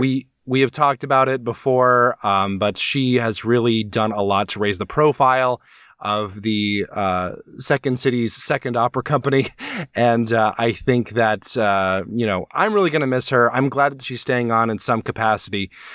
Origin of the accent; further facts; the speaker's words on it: Alabama, United States; legally speaking, I am from Alabama